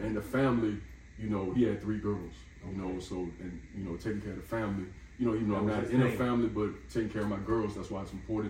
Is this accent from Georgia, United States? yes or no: no; Atlantic City, New Jersey, United States; I was born in Jersey, so all of them live up Jersey, okay. Atlantic City.